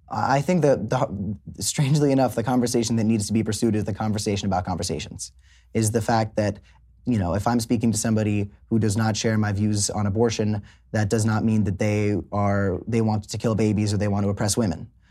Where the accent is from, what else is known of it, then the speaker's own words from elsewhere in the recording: South Florida, United States; also born or lived in Hollywood, Florida; I grew up in South Florida.